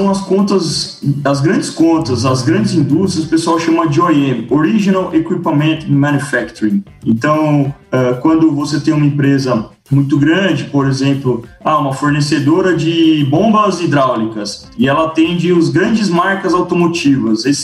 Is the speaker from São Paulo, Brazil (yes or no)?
yes; São Paulo, Brazil; Eu sou um cara que nasci em São Paulo, cresci em São Paulo não tive contato quase nenhum com fazenda, com agro, com nada.